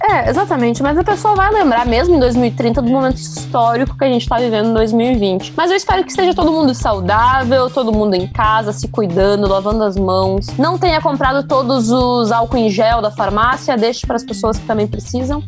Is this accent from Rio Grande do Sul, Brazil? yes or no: yes; Rio Grande do Sul, Brazil; da minha cidade natal, do meu estado, que é o Rio Grande do Sul